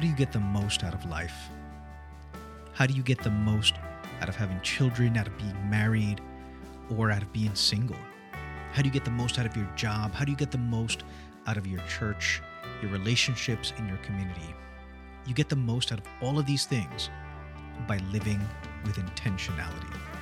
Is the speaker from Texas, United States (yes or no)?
no; New York, United States; also born or lived in New Jersey; now in Port St. Lucie, United States; I, grew up in New York and I and I come from New Jersey